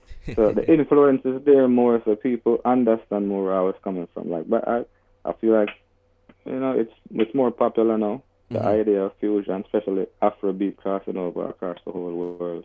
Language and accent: English; Spanish Town, Jamaica; also born or lived in Kingston, Jamaica; now in West Palm Beach, United States; I was from Spanish Town in Jamaica. So when I started going to high school, now I went to high school in Kingston